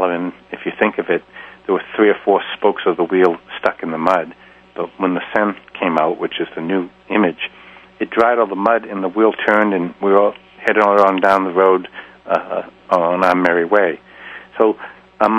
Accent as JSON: {"language": "English", "town": "Boston", "region": "Massachusetts", "country": "United States", "said": "being a Bostonian"}